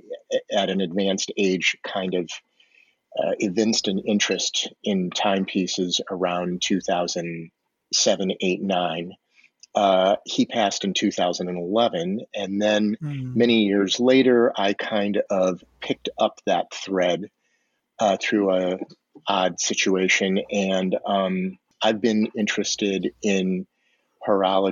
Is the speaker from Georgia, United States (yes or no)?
no; Detroit, Michigan, United States; moved away as an adult; now in New York City, United States; I grew up in the United States, in the Midwest, Detroit specifically